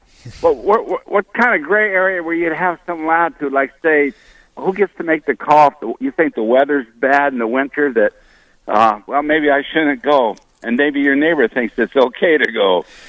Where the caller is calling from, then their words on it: Hope, North Dakota, United States; Hope, North Dakota.